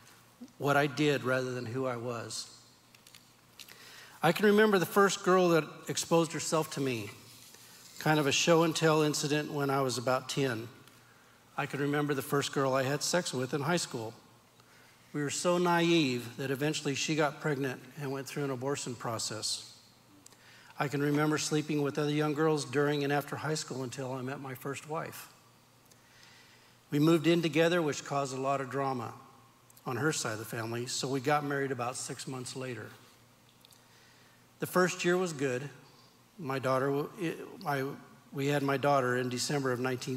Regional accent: Turlock, California, United States; I was born and raised in Turlock, California

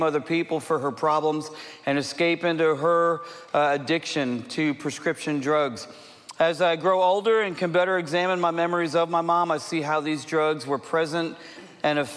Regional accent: Southeast, United States; I'm from the Southeast. I grew up in the Southeast

